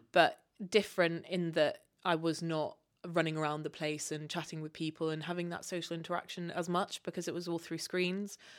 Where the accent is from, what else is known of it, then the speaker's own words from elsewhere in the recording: Kenya; moved away as an adult; also born or lived in Uganda / United Kingdom; growing up in Kenya